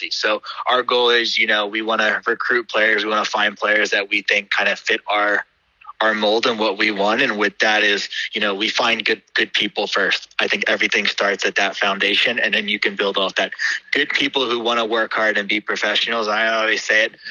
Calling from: Pennsylvania, United States; Uh, so I'm calling you from the United States. So I'm actually based in Pennsylvania, uh, right outside Philadelphia.

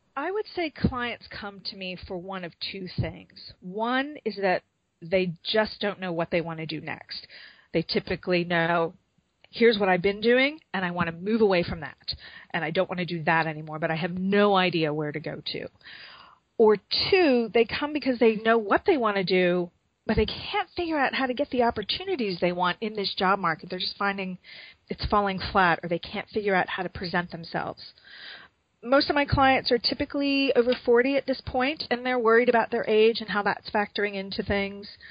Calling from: Chicago, Illinois, United States; I'm calling from Chicago.

